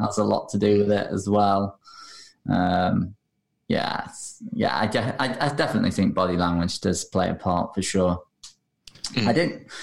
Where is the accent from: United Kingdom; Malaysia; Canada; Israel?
United Kingdom; also born or lived in Australia; we're British